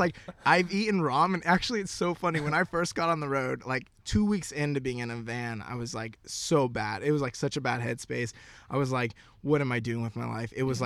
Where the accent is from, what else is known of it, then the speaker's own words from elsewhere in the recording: Florida, United States; moved away as an adult; also born or lived in Knoxville, Tennessee / West Coast; born and raised in Florida, went to college in Knoxville, Tennessee